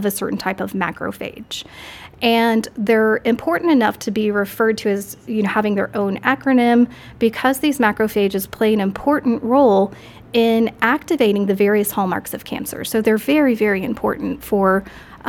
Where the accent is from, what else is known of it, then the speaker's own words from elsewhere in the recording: Corpus Christi, Texas, United States; also born or lived in Austin, Texas; I'm from Corpus Christi, Texas. I was born and raised there until my family moved to Austin, Texas